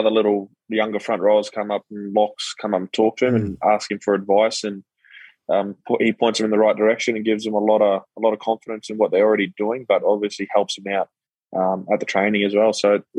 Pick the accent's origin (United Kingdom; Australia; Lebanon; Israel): Australia; Queensland; being a Queenslander